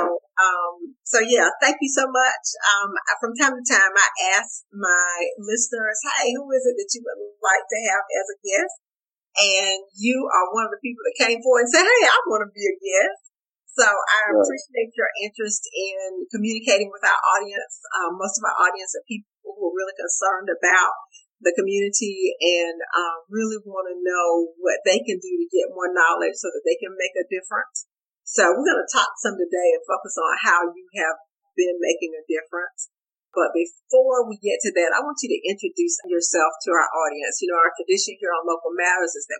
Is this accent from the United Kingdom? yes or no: no; Augusta, Georgia, United States; moved away as an adult; also born or lived in Charlotte, North Carolina; I was born and raised in Augusta and now I've been back since 2014